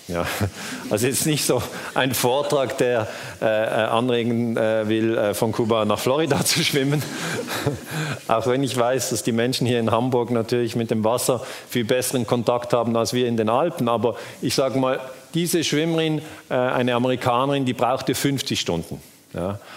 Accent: Switzerland; ich bin aus der Schweiz

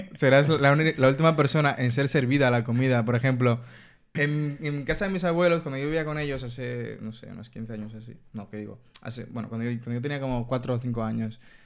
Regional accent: Dominican Republic; en mi casa somos dominicanos

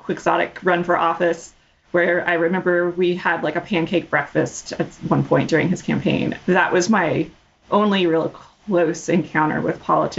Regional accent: Fort Worth, Texas, United States; also born or lived in Houston; I was born in Houston. Mostly, we moved around a lot when I was growing up, but most of my like core formative childhood was in Fort Worth. Texas roots, although we lived all over the place.

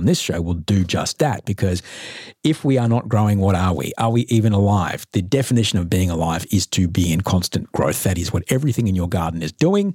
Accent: Brisbane, Queensland, Australia; … and I are both from Brisbane, Brisneyland, Rio de Janeiro. We're both Brizzians. We lived there as kids.

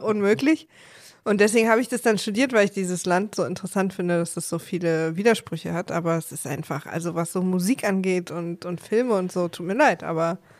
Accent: East Germany, Germany; ich als Ossi

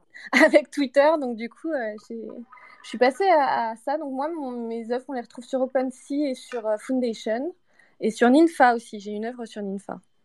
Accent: Martinique; now in Montreal, Canada; Alors, je suis à Montréal, mais je viens de Martinique en réalité

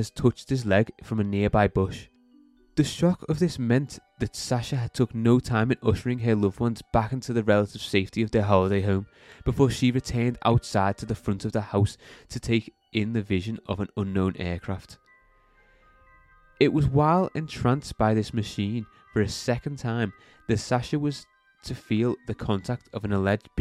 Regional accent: Liverpool, North West England, United Kingdom; We're all from Liverpool

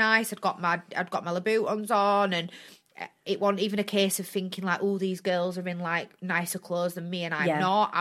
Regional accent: Bradford, Yorkshire and the Humber, United Kingdom; I'm from Bradford, and I'm proud to be from Bradford

